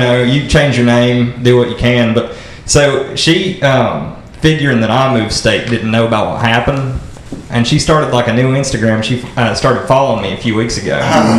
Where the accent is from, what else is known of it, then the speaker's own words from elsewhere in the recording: southern West Virginia, United States; I'm from the southern part, the worst part of the state. Well, I say that, but I love it. You know, that's home.